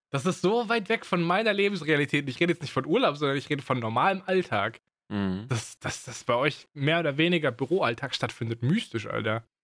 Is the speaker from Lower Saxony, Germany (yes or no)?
no; Baden-Württemberg, Germany; accent: Swabian; schwäbeln. Es geht nur schwierig. Das ist, klingt komisch und fake. Und das ist es auch, weil ich meinen Dialekt halt ablege so.